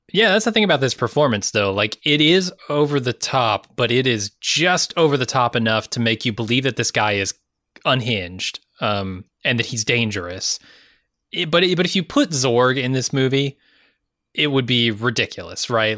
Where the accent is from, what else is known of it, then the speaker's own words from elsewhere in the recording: United States; as an American